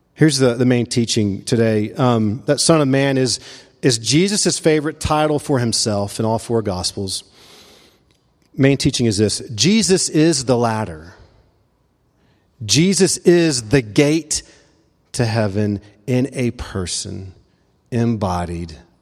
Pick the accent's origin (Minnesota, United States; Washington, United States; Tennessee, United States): Tennessee, United States; Memphis; now in Asheville, United States; he and I grew up in Memphis